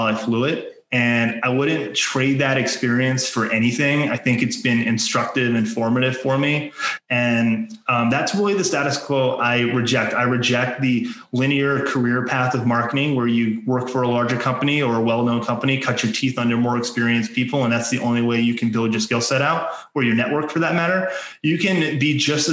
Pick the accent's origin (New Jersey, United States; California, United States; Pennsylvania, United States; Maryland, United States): Maryland, United States; I grew up in Maryland